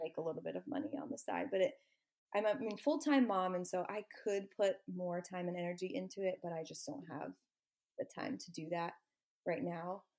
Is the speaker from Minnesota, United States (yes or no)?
no; Orlando, Florida, United States; also born or lived in Gainesville, Florida / Athens, Georgia; now in Panama City, United States; I grew up in Orlando